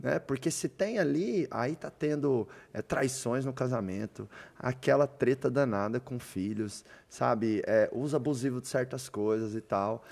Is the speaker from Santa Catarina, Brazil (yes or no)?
no; Doverlândia, Goiás, Brazil; eu sou chucro, nasci lá em Doverlândia, no interior de Goiás